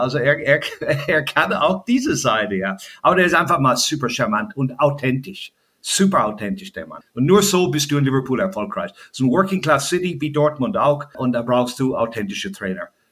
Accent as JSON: {"language": "German", "country": "Ireland", "tie": "born or raised there", "second_language": "German", "moved": "yes", "lives_now": "Germany", "said": "als Kind in Irland bin ich ja groß geworden"}